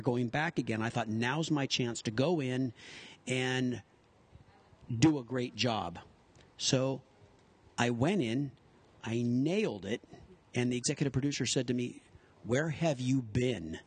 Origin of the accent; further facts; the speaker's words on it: Pasadena, California, United States; I'm born and raised in Pasadena, California